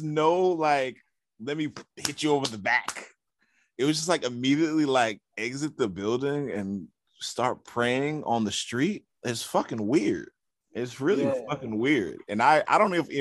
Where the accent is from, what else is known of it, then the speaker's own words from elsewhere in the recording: New York City, New York, United States; in a neighborhood I grew up in South Jamaica, Queens